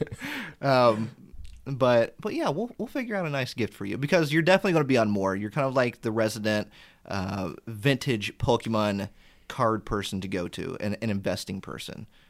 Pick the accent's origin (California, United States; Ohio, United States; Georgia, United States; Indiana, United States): Indiana, United States; I grew up in Indiana and that's where I still am